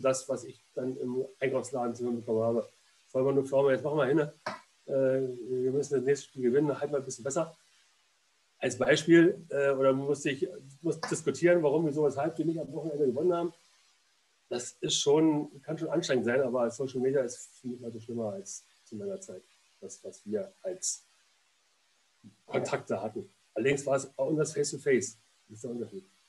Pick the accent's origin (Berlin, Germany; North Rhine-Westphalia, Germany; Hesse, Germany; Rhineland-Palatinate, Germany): Berlin, Germany; moved away as an adult; now in Leverkusen, Germany; bin in Berlin geboren, war aber nie Großstadtmensch und ähm, ich mag Berlin nur, weil es meine Heimatstadt ist